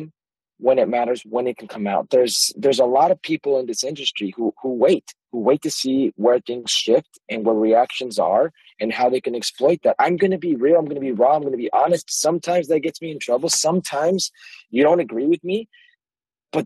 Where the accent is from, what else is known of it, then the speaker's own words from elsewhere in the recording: Las Vegas, Nevada, United States; I grew up in Las Vegas, Nevada